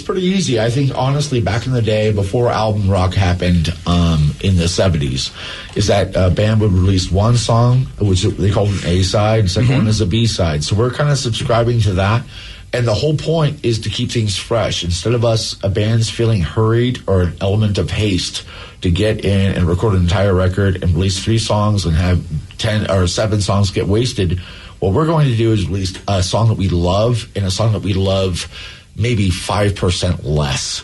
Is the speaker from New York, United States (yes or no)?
no; Alaska, United States; now in Seattle, United States; We are both from Alaska.